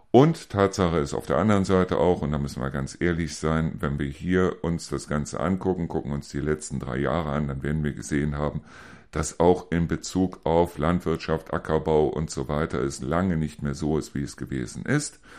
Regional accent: Neuss, North Rhine-Westphalia, Germany; Ich persönlich komme aus Neuss, ich komme aus Neuss-Reuschenberg.

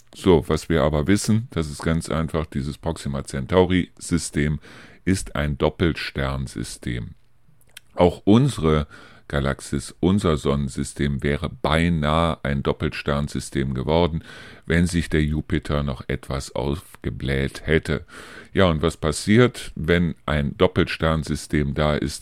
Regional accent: Germany; hier bei uns in Deutschland

